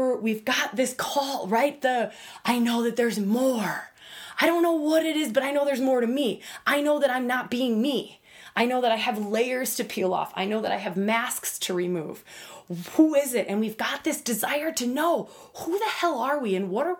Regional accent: United States; having grown up as an American girl

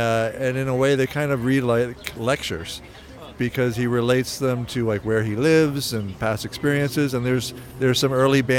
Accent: Falls Church, Virginia, United States; I grew up in Falls Church, Virginia, and went to high school there

